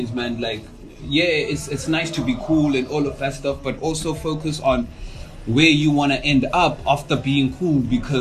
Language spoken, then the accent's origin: English; Cape Town, Western Cape, South Africa; I grew up in Mandalay